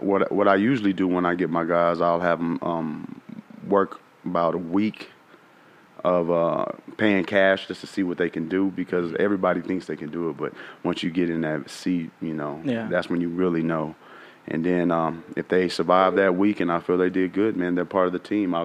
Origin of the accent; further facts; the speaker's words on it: Austin, Texas, United States; I grew up in Austin